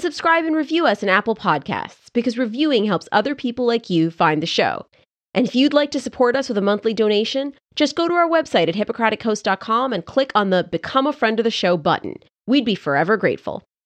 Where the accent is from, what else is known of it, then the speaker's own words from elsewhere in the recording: Canada; years in French class growing up in Canada